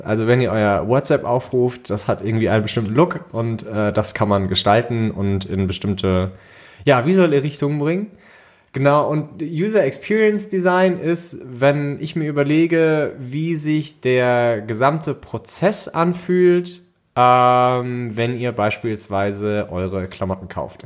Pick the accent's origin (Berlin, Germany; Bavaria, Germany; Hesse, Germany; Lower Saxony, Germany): Hesse, Germany; Wiesbaden; ich komme aus Wiesbaden, äh, Freelancer im Bereich UI, UX und Brand